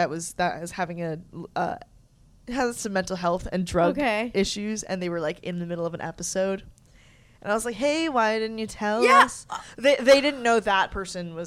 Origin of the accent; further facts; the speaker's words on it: United States; I'm American